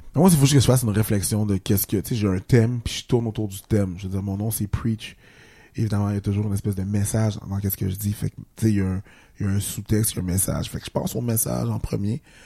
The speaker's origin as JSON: {"language": "French", "country": "Haiti", "moved": "yes"}